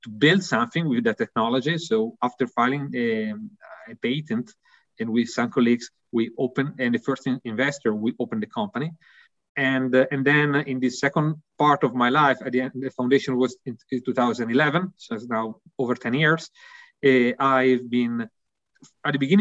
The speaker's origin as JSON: {"language": "English", "country": "Italy", "also_born_or_lived": "Milan", "accent": "Italian", "second_language": "English", "said": "my accent, I think, is quite clear, really Italian"}